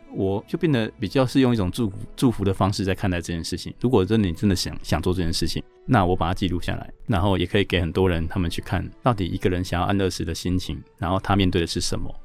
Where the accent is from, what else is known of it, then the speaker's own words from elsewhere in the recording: Chiayi, Taiwan; now in Taipei, Taiwan; 我是嘉义人